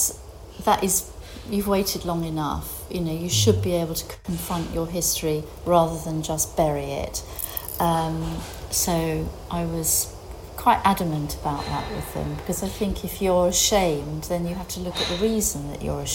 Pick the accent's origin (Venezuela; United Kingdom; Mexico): United Kingdom; now in Greece; I'm still British.